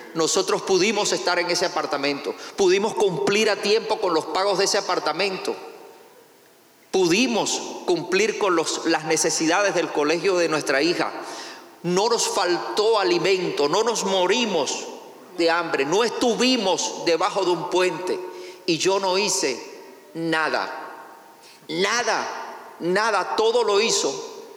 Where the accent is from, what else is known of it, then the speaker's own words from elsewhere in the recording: Cuba; also born or lived in Venezuela / Manizales, Colombia; now in United States; yo no soy venezolano, o sea, soy venezolano de nacionalizado, pero en realidad nací en Cuba.